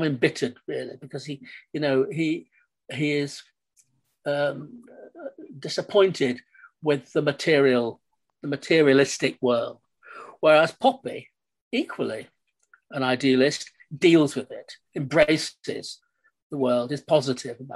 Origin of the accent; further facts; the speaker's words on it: Manchester, North West England, United Kingdom; moved away as an adult; now in London, United Kingdom; I grew up in Manchester in the 40s and 50s